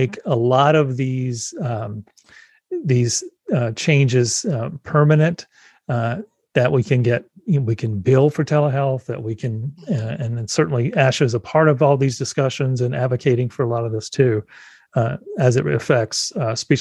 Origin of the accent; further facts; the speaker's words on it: South Carolina, United States; moved away; legislation is being challenged in South Carolina. So my home state